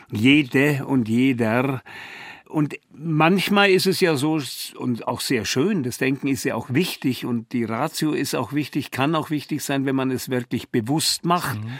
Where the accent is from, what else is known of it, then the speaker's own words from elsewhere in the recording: Bavaria, Germany; Komischerweise als Bayer